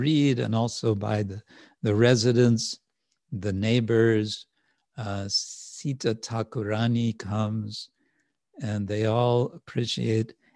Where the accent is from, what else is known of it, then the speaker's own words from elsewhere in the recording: the Wild West, Western United States, United States; where I grew up in the Wild West